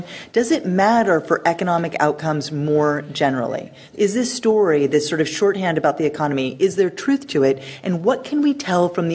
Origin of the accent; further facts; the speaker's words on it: United States; I'm an American, you can tell from the way I talk